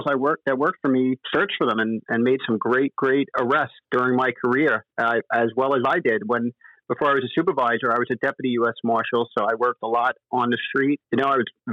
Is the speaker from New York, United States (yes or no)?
yes; New York City, New York, United States; moved away as an adult; now in Florida, United States; I'm originally from New York, the five boroughs. I grew up in Queens, New York.